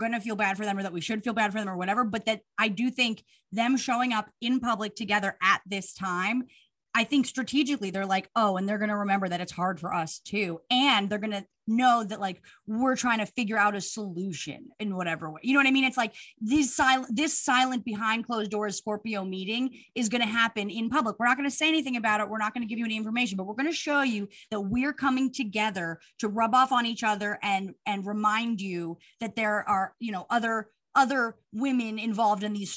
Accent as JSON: {"language": "English", "region": "New York", "country": "United States", "said": "I'm from New York"}